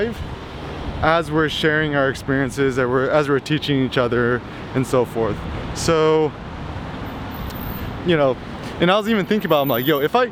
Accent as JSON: {"language": "English", "country": "United States", "tie": "born or raised there", "said": "being an American growing up in the 90s"}